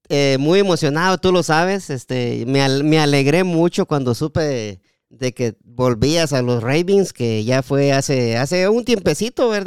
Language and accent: Spanish; Guatemala; Sí, y es un deporte que también en, en mi país, Guatemala, hay programas especialmente para el fútbol americano.